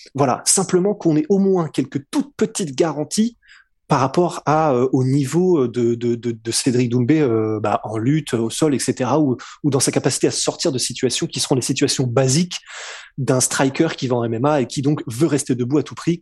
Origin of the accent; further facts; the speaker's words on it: France; on est français